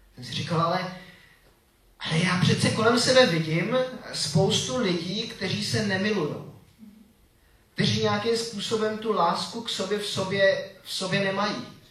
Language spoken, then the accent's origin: Czech; Czechia; also born or lived in Switzerland; jsem Čech